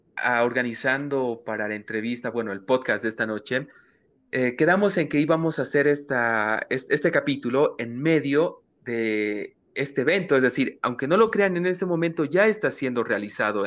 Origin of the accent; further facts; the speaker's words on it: Bolivia; como boliviano trabajador, el boliviano es una persona que trabaja mucho